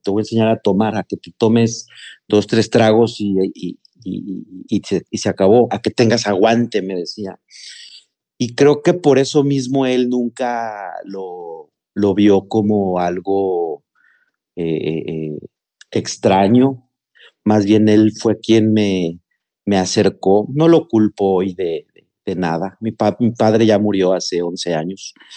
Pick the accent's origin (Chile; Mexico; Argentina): Mexico; Mexico City; moved away as an adult; now in Monterrey, Mexico; yo soy originario de la Ciudad de México, pero actualmente tengo viviendo cuatro años en la ciudad de Nuevo León. en el municipio de Monterrey